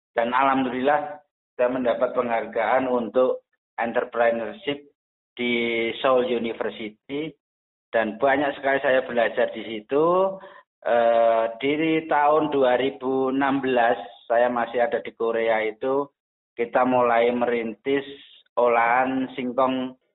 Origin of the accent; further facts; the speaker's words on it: Surakarta, Central Java, Indonesia; Sebenarnya saya itu aslinya Solo, tepatnya di Kecamatan Jebres, Kelurahan Mojosongo.